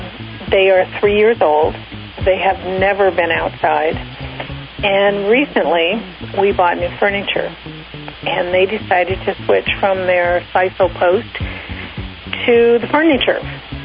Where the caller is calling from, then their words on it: Long Beach, California, United States; Long Beach, California.